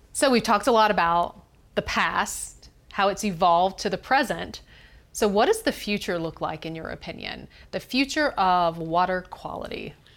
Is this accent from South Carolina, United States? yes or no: yes; Greenville, South Carolina, United States; I'm from Greenville, South Carolina